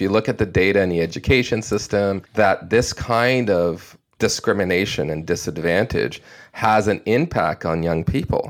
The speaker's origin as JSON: {"language": "English", "country": "Canada", "said": "as a Canadian"}